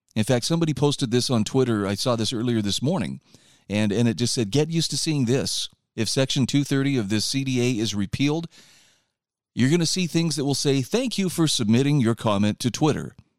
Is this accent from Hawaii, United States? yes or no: no; Utah, United States; my home state